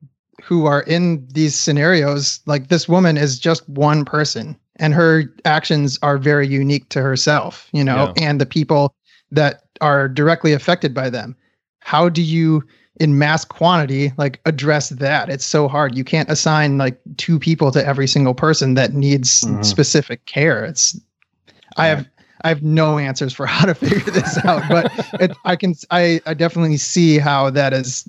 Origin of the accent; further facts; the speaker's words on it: Detroit, Michigan, United States; also born or lived in Los Angeles; side note, I'm from Detroit, Michigan, and I've lived in Los Angeles. So I've been around homeless folks